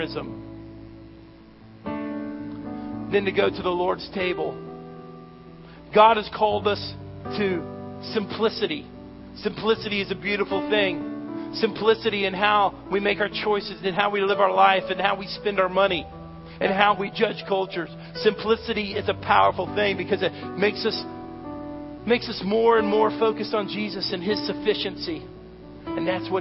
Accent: United States; I'm an American

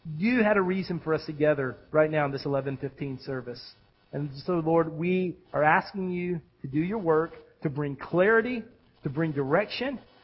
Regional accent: United States; as a pastor and as an American

